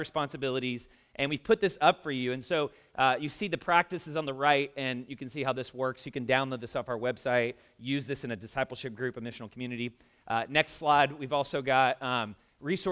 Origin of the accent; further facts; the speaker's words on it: the South, United States; moved away as an adult; now in Indianapolis, United States; I'm from the South